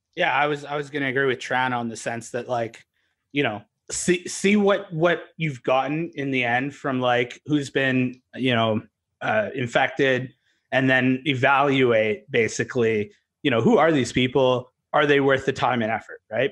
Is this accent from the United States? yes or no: no; Canada; also born or lived in Vancouver; We're Canadian